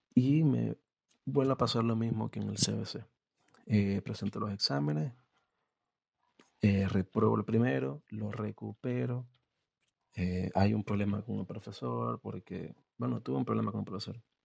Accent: Venezuela; moved away as an adult; now in Argentina; soy venezolano y emigré a Argentina dejé la universidad

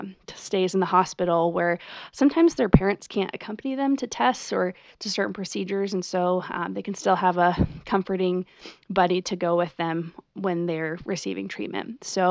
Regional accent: Washington, United States; born there; I also feel very connected to the Pacific Northwest because I was born in Washington State

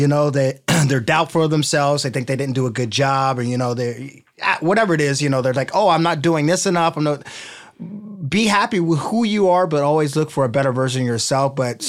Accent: Midwest, United States; I'm from the Midwest. We have basements.

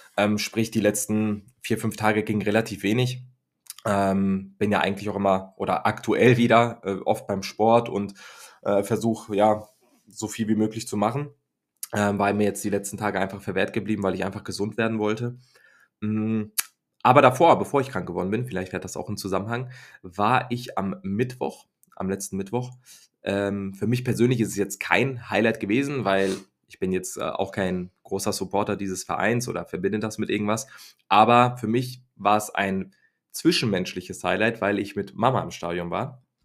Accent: Germany; ich bin ja ein Deutscher, der dann in England

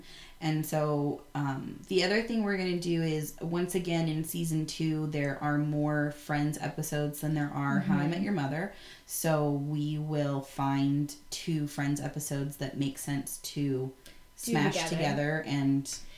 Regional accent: Bend, Oregon, United States; So, Bend, Oregon, my hometown, born and raised

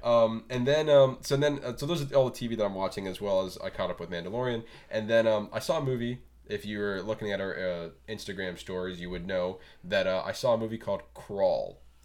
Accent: Florida, United States; as a Flor- uh, Floridian

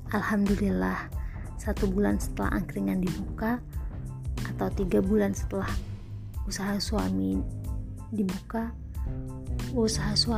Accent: Bandung, West Java, Indonesia; born there; Berbekal restu orang tua, kami kembali ke Bandung. Bismillah memulai usaha di kota kelahiran kami.

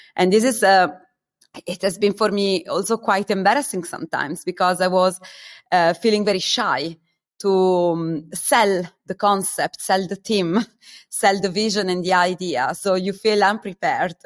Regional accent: Italy; moved away as an adult; also born or lived in Germany; I come from Italy

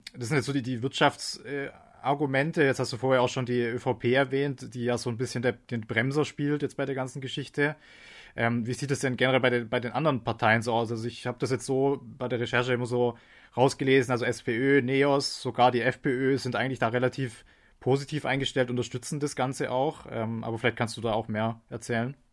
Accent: Germany; now in Austria; ich komme selbst aus Deutschland

